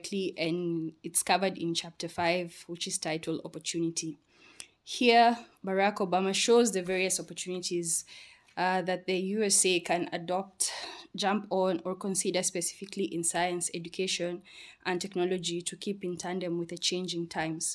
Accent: Kenya; my home country, Kenya

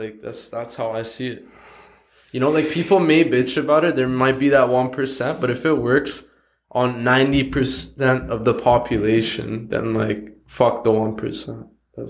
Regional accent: Coquitlam, British Columbia, Canada; We come from Coquitlam. This is like a boring ass fucking town.

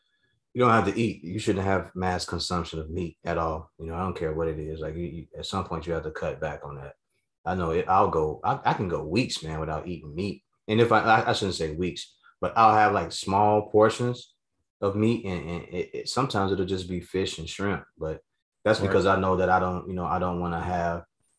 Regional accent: the South, United States; growing up in the South, when I was living with my pops

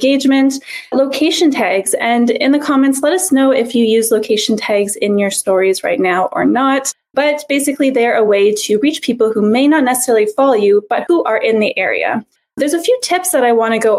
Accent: Montreal, Quebec, Canada; I am from Montreal

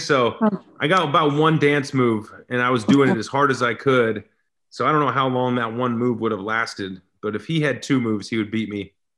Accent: Seattle, Washington, United States; I'm from Seattle

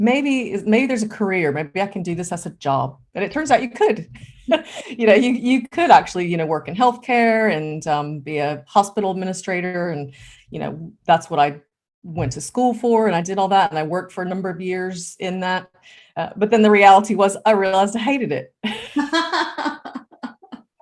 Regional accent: United States; moved away as an adult; now in United Kingdom; I'm originally American

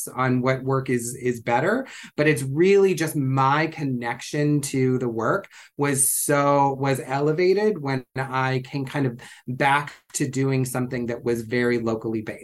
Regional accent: Ohio, United States; moved away as an adult; now in San Francisco, United States; I grew up in Ohio and didn't come to California until I was, you know, in my 30s

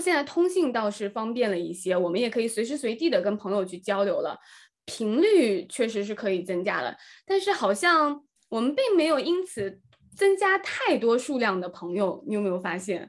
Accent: Nanjing, Jiangsu, China; 我从小是在南京长大

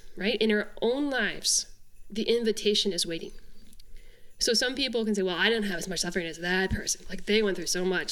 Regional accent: Canada; I'm from Canada

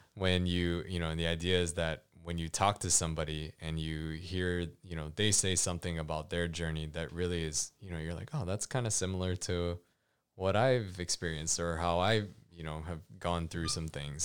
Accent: Hawaii, United States; I grew up in Hawaii

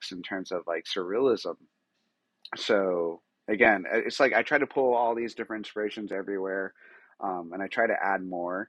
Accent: New Mexico, United States; New Mexico, where I'm from, and I'm super proud to say that, I'm from New Mexico, and I'm a New Mexican

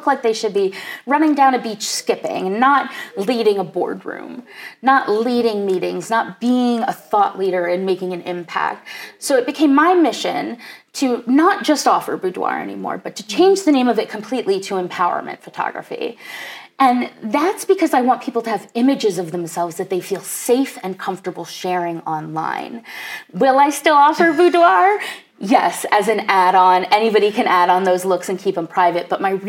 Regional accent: New York City, New York, United States; more about what I learned from being a New Yorker and living in New York City and needing to connect with people

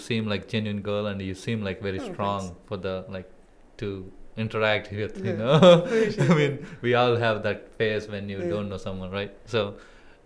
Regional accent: India; also born or lived in United States; now in Bali, Indonesia; I grew up in India.

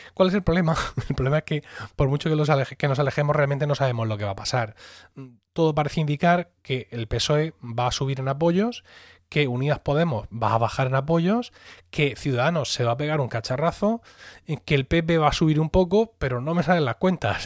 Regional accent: Spain; España, nuestro país

